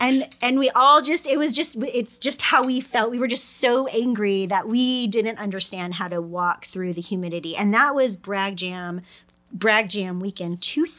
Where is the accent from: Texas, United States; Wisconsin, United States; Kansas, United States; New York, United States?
New York, United States; We're three women from New York. We know how to get dressed